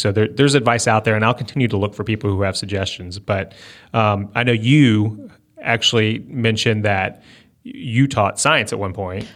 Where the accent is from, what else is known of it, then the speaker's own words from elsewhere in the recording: Northern Virginia, United States; moved away; I grew up in Northern Virginia